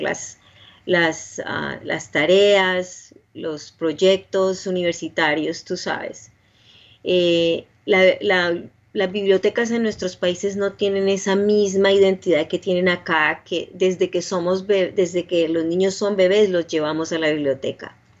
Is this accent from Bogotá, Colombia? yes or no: no; Cali, Valle del Cauca, Colombia; moved away as an adult; now in Nashville, United States; yo soy de Cali, Colombia, ah, queda más o menos en el sur de Colombia